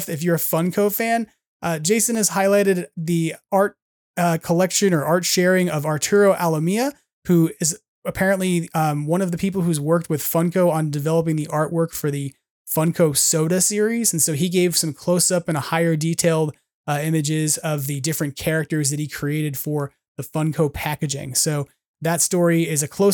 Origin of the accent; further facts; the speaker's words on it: Long Island, New York, United States; moved away; I grew up on Long Island